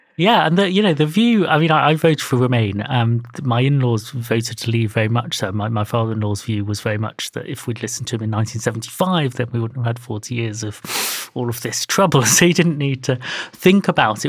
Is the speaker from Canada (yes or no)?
no; United Kingdom; my parents are Indian and Irish. They came to work for the National Hospital. Obviously, I'm British